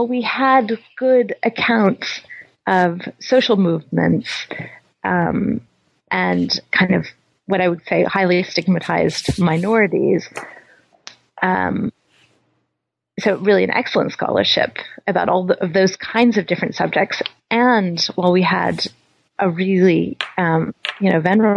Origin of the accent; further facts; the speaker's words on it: Louisville, Kentucky, United States; moved away; also born or lived in Berkeley; I was born in Louisville, Kentucky